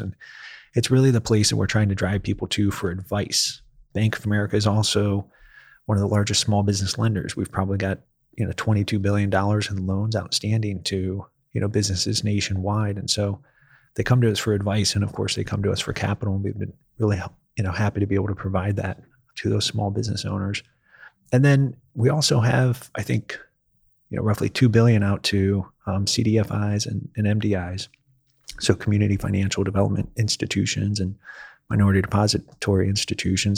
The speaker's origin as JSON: {"language": "English", "region": "Ohio", "country": "United States", "tie": "born or raised there", "also_born_or_lived": "Akron, Ohio", "moved": "as an adult", "lives_now": "Nashville, United States", "said": "I was born and raised in Ohio"}